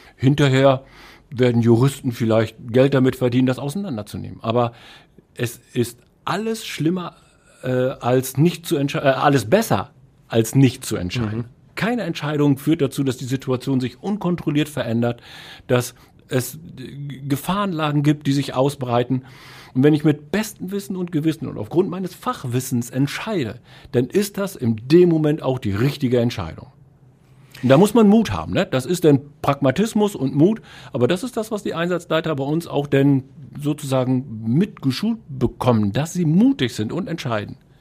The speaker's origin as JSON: {"language": "German", "area": "Emsland", "region": "Lower Saxony", "country": "Germany", "moved": "yes", "lives_now": "Essen, Germany", "said": "Also da, wo ich herkomme, das ist im Emsland, da gibt es eine freiwillige Feuerwehr"}